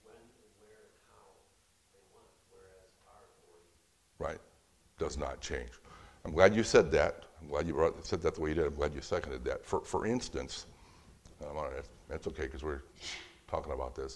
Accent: Fort Wayne, Indiana, United States; my hometown of Fort Wayne, Indiana

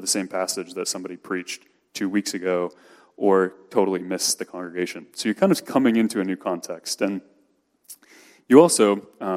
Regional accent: Missouri, United States; moved away as an adult; now in Philadelphia, United States; I'm from Missouri originally, and as much as I try not to, my heart still calls that home

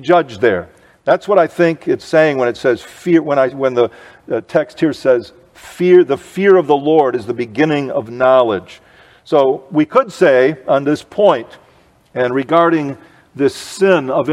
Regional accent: United States; I grew up in the United States of America

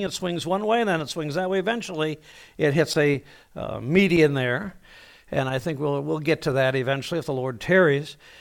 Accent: Toledo, Ohio, United States; I was born, uh, in Toledo, Ohio

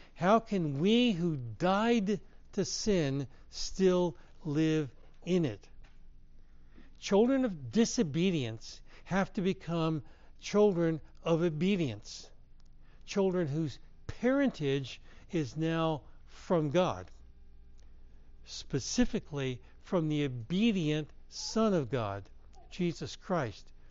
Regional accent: Herndon, Virginia, United States; I grew up in Herndon, Virginia

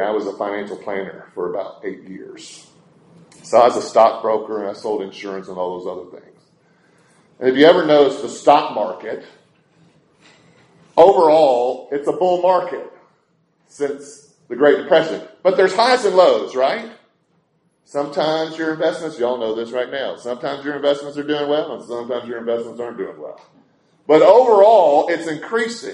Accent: Brentwood, Tennessee, United States; growing up in Nashville, and specifically Brentwood, Tennessee, we had our little brick breakfast nook.

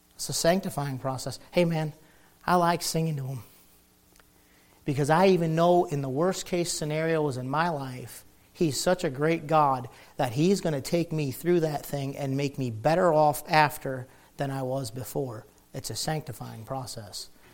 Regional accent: near Detroit, Michigan, United States; I grew up near Detroit, Michigan

